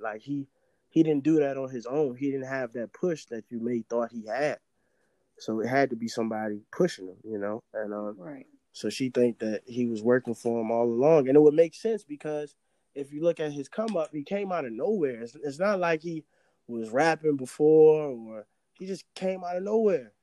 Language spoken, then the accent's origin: English; Richmond, Virginia, United States; I'm from Richmond